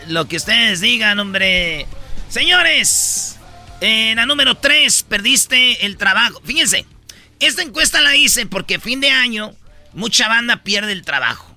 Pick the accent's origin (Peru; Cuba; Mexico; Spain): Mexico; central Mexico; que somos del centro de la República